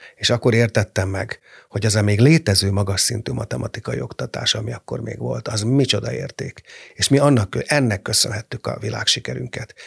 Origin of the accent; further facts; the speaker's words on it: Hungary; olyan büszke voltam, hogy magyar vagyok.